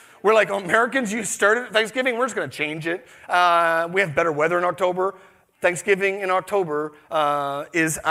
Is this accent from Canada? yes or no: yes; Canada; We're the most apologetic nation in the world